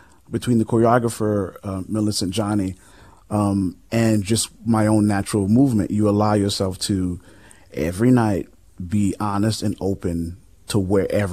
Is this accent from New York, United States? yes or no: yes; New York City, New York, United States; now in Los Angeles, United States; I come from the projects of the South Bronx.